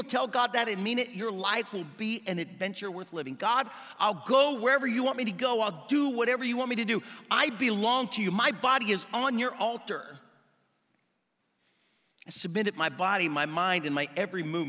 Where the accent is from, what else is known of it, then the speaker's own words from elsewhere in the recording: United States; moved away; I grew up swimming in the Ohio River